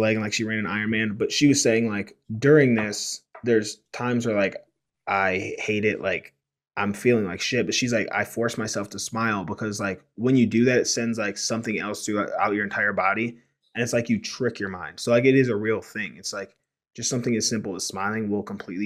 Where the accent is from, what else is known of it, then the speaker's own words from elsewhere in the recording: Cleveland, Ohio, United States; now in Denver, United States; we're both originally from the Cleveland, Ohio area